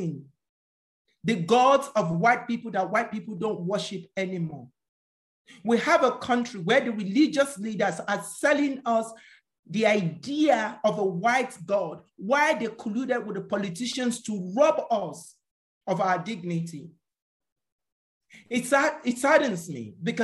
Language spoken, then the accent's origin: English; Nigeria; We live in a country where more than 80% of the citizens cannot feed themselves